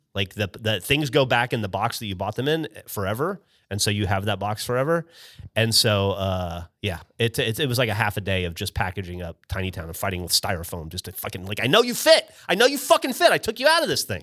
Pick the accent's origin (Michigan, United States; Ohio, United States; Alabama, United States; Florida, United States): Alabama, United States; moved away as an adult; now in Austin, United States; a kid from Alabama who'd spent five years in the Army